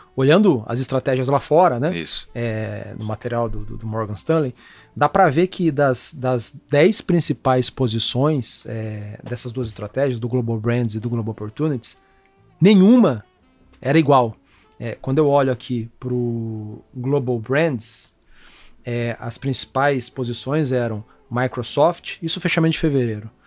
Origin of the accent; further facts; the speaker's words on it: Brazil; somos brasileiros